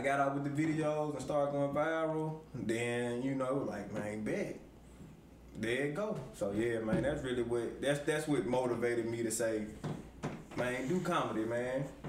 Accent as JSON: {"language": "English", "town": "Forrest City", "region": "Arkansas", "country": "United States", "tie": "born or raised there", "also_born_or_lived": "Chicago, Illinois", "said": "I'm originally from Chicago, but I moved to Arkansas at a young age"}